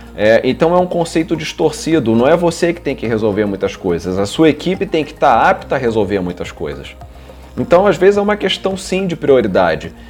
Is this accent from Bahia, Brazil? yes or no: no; Rio de Janeiro, Brazil; Eu nasci, eu sou, sou carioca, nasci no Rio de Janeiro, morei aqui minha vida toda